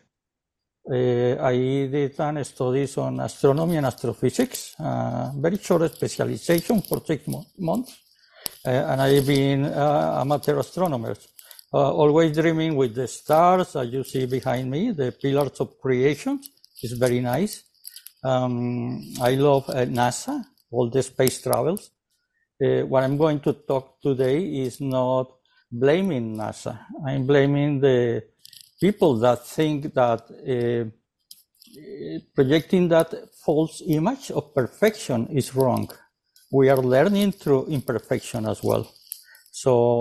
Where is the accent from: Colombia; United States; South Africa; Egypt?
Colombia; now in Canada; I'm originally from South America, from Colombia.